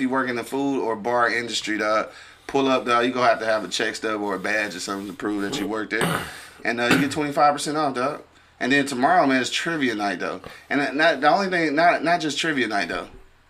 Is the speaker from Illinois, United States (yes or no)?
no; Detroit, Michigan, United States; We from the east side